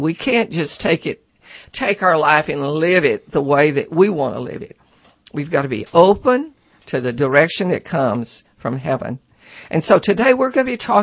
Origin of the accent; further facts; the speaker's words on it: near Cut and Shoot, Texas, United States; I was born near Cut and Shoot, Texas.